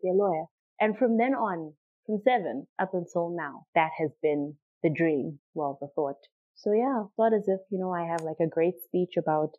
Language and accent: English; Triangle, Masvingo, Zimbabwe; also born or lived in Harare; I come from a little known plantation called Triangle. It's not even a town. It's a sugar estate, to be very honest with you. It's very small. So I was born there. I was raised there. I lived there until I was 5. Moved from there. Moved to Harare. I was in Harare from when I was 6 up until I was in Form 1. And then we moved back to Triangle.